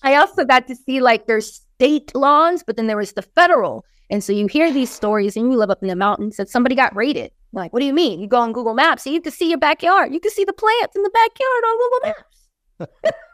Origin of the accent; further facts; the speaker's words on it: Hawaii, United States; moved away as an adult; also born or lived in California; now in Philadelphia, United States; I'm coming from Hawaii.